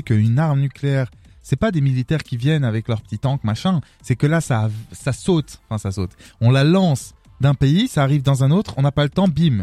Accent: Arlon, Wallonia, Belgium; moi je viens d'Arlon

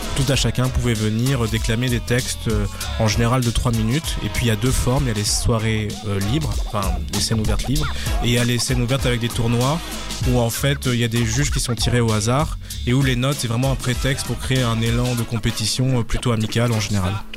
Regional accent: France; moved away as an adult; now in Brussels, Belgium; je suis français, installé à Bruxelles depuis 4 ans

